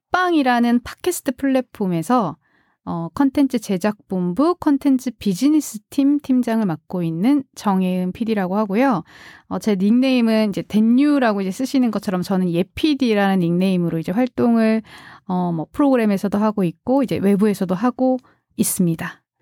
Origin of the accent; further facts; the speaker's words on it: South Korea; 원래 사실 고향이 서울이 아니거든요. 그래서 다른 지방에 이제 있었는데 사투리가 되게 심했거든요.